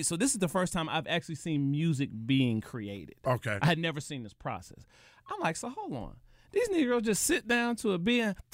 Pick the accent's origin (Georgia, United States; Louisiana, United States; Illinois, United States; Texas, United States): Georgia, United States; Atlanta; moved away as an adult; also born or lived in New York; I'm from Atlanta, bro. but I'm a New Yorker.